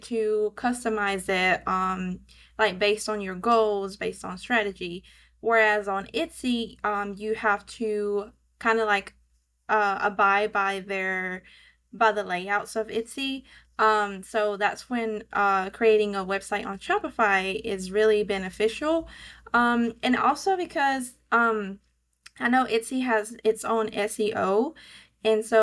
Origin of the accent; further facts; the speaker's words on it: Georgia, United States; accent: southern; I live in Georgia, so hence my southern accent